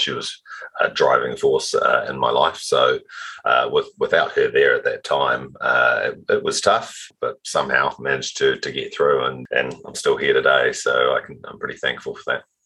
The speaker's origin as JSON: {"language": "English", "region": "Auckland", "country": "New Zealand", "tie": "born or raised there", "said": "Auckland, New Zealand uh, is, uh, is, where I, I, started my journey"}